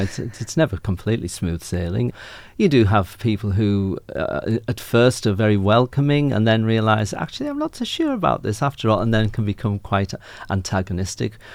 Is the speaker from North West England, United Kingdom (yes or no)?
no; Yorkshire and the Humber, United Kingdom; moved away as an adult; also born or lived in Lancashire / Northumberland / Ireland (family background); now in Ipswich, Australia; I'm from North Yorkshire, where they all talk a bit like this